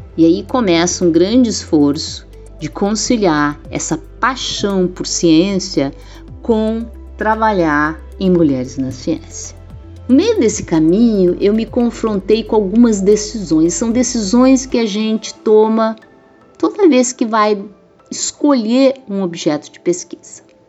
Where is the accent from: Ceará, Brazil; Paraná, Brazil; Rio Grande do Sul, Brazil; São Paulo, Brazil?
Rio Grande do Sul, Brazil; also born or lived in Rio de Janeiro; Meu pai era militar, gaúcho militar